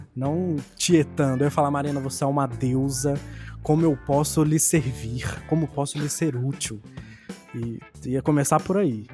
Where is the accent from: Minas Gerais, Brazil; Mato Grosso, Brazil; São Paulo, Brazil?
Minas Gerais, Brazil; Contagem; now in Belo Horizonte, Brazil; eu que sou de contagem e tô morando em BH